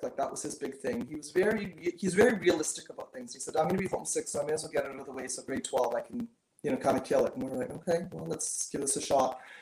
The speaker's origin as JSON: {"language": "English", "country": "Canada", "said": "I'm very Canadian"}